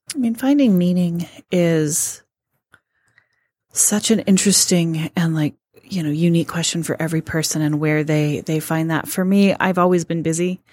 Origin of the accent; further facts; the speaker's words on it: Colorado, United States; moved away as an adult; now in Detroit, United States; I never felt like a Michigander, and I'm from Colorado